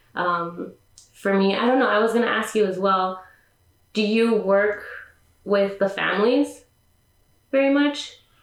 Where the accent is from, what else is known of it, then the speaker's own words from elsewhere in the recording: California, United States; I was born in California, but my parents are Mexican